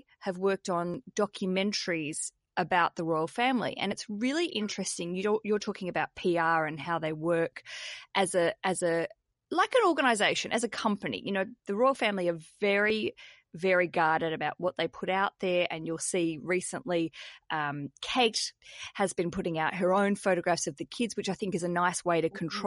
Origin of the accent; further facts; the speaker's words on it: Australia; also born or lived in Britain; now in United Kingdom; I'm an Aussie